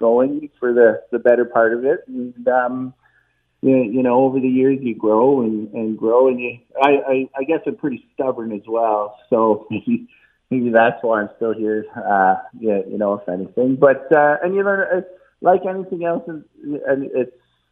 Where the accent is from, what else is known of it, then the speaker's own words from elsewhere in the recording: Burlington, Ontario, Canada; also born or lived in western Canada; I'm from Burlington originally